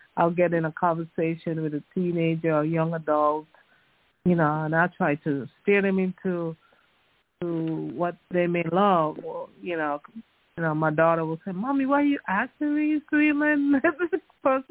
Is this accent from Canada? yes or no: no; U.S. Virgin Islands; I came from the Virgin Islands, St. Thomas, that's my alma mater, University of the Virgin Islands